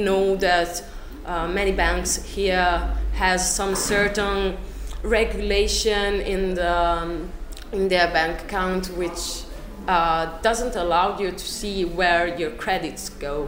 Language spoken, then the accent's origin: English; Trento, Trentino-Alto Adige, Italy; moved away as an adult; now in Perugia, Italy; I come from the northern part of Italy. I come from Trento